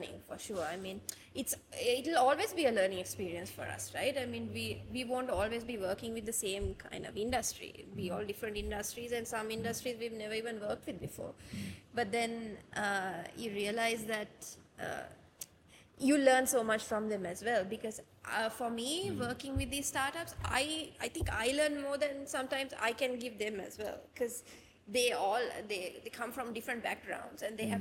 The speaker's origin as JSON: {"language": "English", "town": "Kandy", "region": "Central Province", "country": "Sri Lanka", "tie": "born or raised there", "lives_now": "Colombo, Sri Lanka", "said": "I was born and raised in Kandy."}